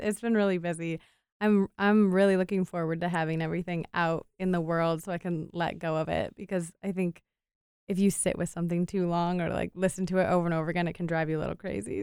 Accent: Cleveland, Ohio, United States; also born or lived in Wilmington, North Carolina / Asheville, North Carolina; So I grew up just outside of Cleveland, Ohio, and that's where I'm living right now

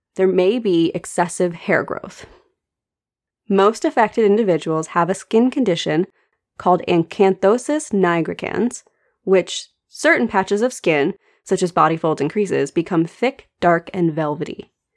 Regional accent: United States; as an American

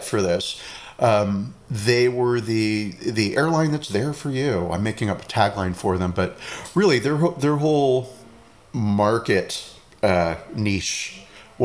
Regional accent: California, United States; being a Californian

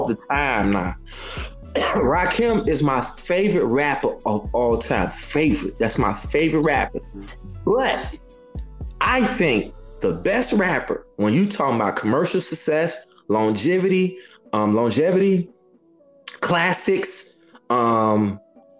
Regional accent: Chicago, Illinois, United States; I'm from Chicago

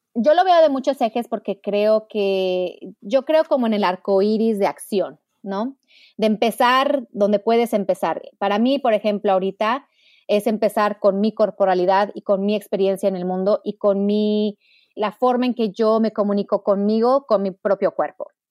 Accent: Mexico; moved away as an adult; now in United States; yo nací en México. Mi mamá es americana, mi papá mexicano. Y crecí en un hogar muy feminista

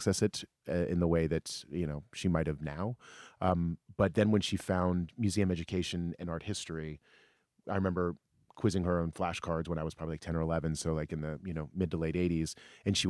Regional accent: Alexandria, Virginia, United States; we grew up in Alexandria, Virginia, suburb of D.C.

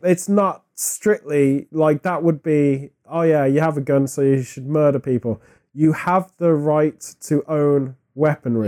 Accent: United Kingdom; as a British person

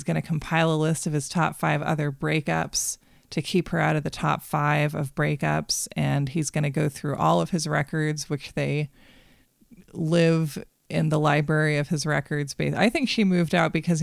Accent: Portland, Maine, United States; I grew up in Portland

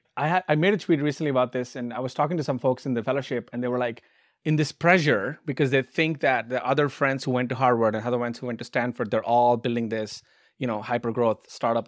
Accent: India; moved away as an adult; now in United States; I grew up in India

